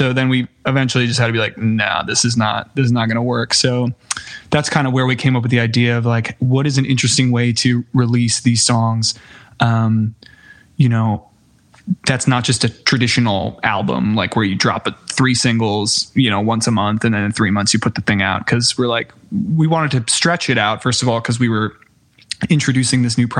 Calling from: Brooklyn, New York, United States; I'm located in Brooklyn, New York.

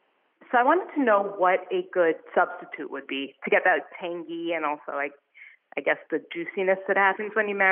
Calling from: New York, United States; I'm calling from New York.

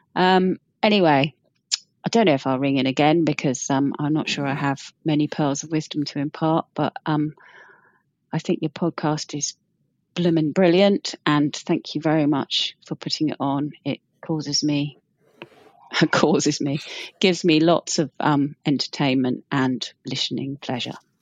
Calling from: Wellington, New Zealand; I'm calling from Wellington, New Zealand.

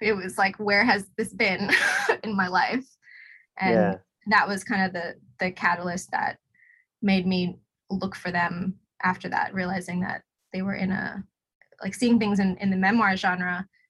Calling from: Hobart, Tasmania, Australia; I'm talking to you from Nipaluna in Hobart.

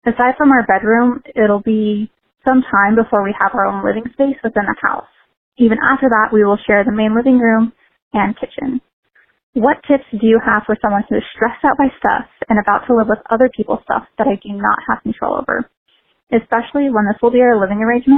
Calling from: Richmond, Kentucky, United States; also born or lived in Colorado; I'm calling from Richmond, Kentucky. And within the next weeks, I'll be moving back to Colorado.

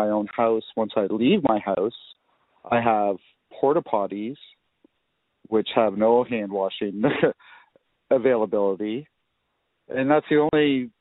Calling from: Rockwood, Ontario, Canada; I'm calling from Rockwood, Ontario

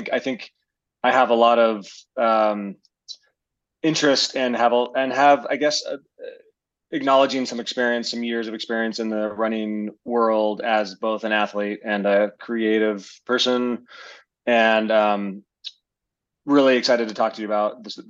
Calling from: Missoula, Montana, United States; I'm calling in from, or I'm meeting you from Missoula, Montana.

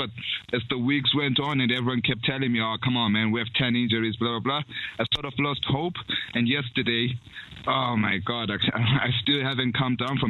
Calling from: South Africa; I'm calling in from South Africa

